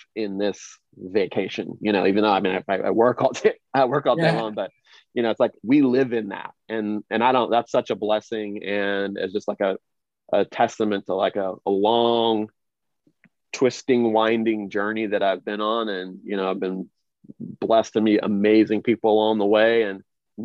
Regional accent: Kansas City, Missouri, United States; I grew up in Kansas City, Missouri, you know, where the Chiefs of the Orioles are, in the Midwest

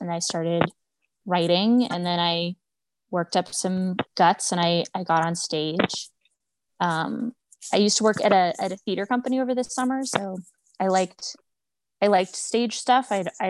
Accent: Boise, Idaho, United States; moved away as an adult; also born or lived in Moscow, Idaho; now in Washington, DC, United States; I grew up in Idaho. Boise, Idaho, and then I went to college up in Moscow

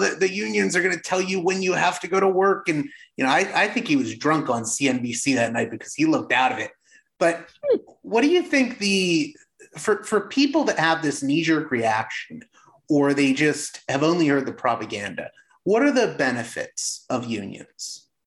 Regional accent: Pittsburgh, Pennsylvania, United States; I come from Pittsburgh

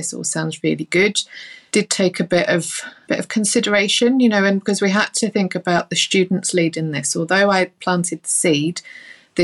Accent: London, United Kingdom; now in Northern Ireland, United Kingdom; I'm based in Northern Ireland. You can probably tell from my accent, I'm not originally from Northern Ireland. I grew up in London and moved here with the family

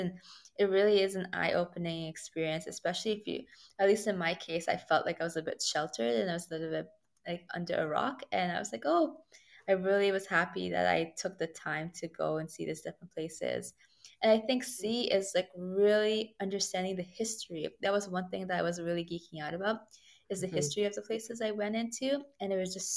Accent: Toronto, Ontario, Canada; I'm Torontarian and I'm from Toronto, Canada

